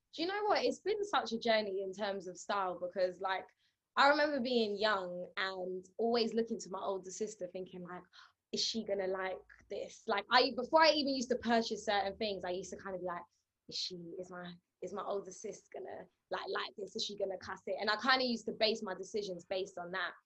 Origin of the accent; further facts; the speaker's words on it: New York City, New York, United States; now in London, United Kingdom; growing up in Brooklyn